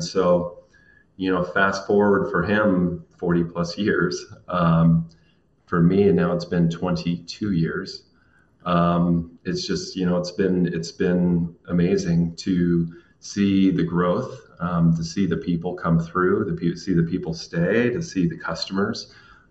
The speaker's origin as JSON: {"language": "English", "town": "Lynden", "region": "Washington", "country": "United States", "tie": "born or raised there", "said": "I am born and raised in Linden, Washington."}